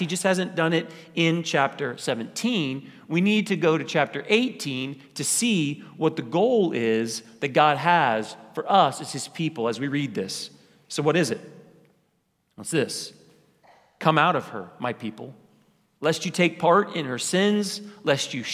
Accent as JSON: {"language": "English", "town": "Wichita", "region": "Kansas", "country": "United States", "tie": "born or raised there", "said": "I grew up in College Hill. College Hill is a little part of Wichita."}